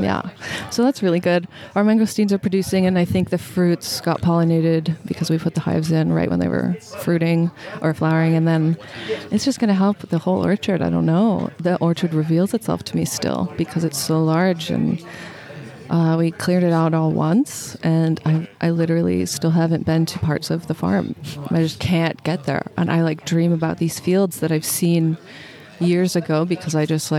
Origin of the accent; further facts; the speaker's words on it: Portland, Oregon, United States; moved away as an adult; now in Maui, United States; I grew up in Oregon